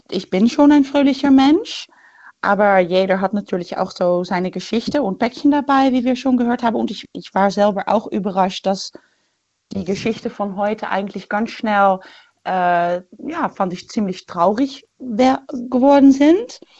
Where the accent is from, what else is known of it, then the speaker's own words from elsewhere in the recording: Netherlands; German is a second language; now in Germany; wie du auch hörst, komme ich aus Holland.